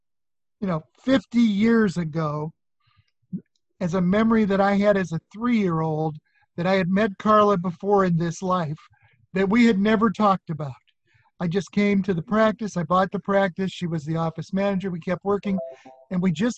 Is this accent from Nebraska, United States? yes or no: yes; Nebraska, United States; I'm from Nebraska, and my father had gone to graduate school in 1962